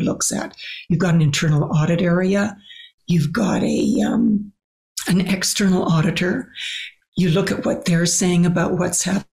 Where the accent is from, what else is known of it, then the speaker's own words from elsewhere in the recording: Canada; as a Canadian